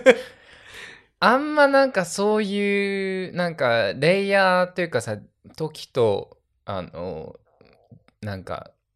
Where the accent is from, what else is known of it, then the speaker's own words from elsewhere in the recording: Okinawa, Japan; 俺らのさ、その小中とかは、もう本当、沖縄、沖縄の音楽しか聞いてこなかった